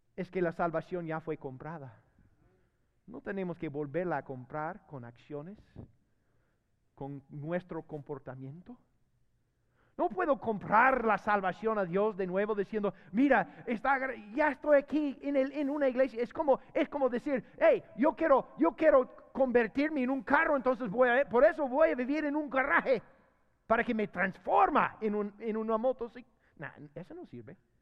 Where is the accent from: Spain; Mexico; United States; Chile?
United States; Spanish is a second language; moved away as an adult; now in Honduras; yo tengo veinte años de vivir en Honduras. veinte años. Y fíjese que, mira, todavía soy gringo